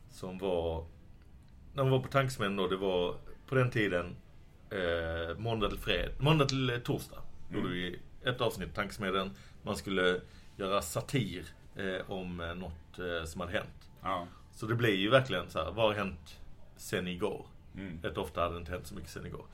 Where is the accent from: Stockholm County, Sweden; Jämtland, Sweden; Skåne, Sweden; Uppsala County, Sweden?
Skåne, Sweden; Lund; now in Malmö, Sweden; Jag är ju uppvuxen i Lund från början, men bott i Malmö i tio år drygt nu.